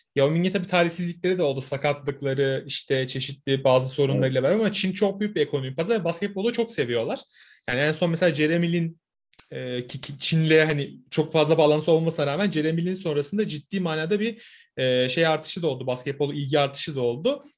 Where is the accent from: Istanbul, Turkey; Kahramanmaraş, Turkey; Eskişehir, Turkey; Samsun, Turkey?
Samsun, Turkey; ben bir Karadenizliyim. Samsunluyum ben.